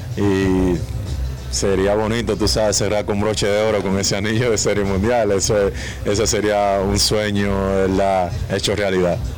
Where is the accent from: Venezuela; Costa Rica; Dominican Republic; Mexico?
Dominican Republic; mi pueblo dominicano